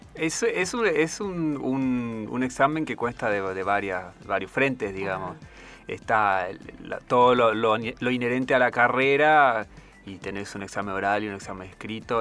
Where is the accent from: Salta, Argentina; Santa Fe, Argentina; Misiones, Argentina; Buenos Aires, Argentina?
Misiones, Argentina; Puerto Esperanza; moved away as an adult; also born or lived in Corrientes / Antarctica; Soy oriundo de ahora una ciudad, sería Puerto Esperanza, en la provincia de Misiones